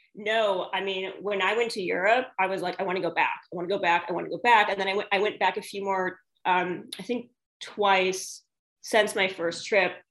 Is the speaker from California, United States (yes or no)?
no; St. Louis, Missouri, United States; born and raised in St. Louis, Missouri.